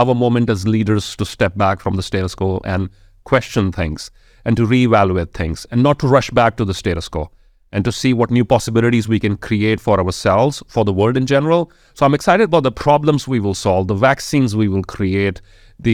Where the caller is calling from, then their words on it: Jalandhar, Punjab, India; I am joining from Jalandhar in the northern state of India called Punjab.